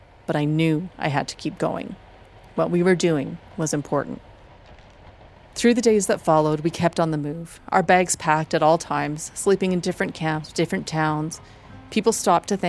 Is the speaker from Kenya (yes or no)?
no; Drayton Valley, Alberta, Canada; my hometown of Drayton Valley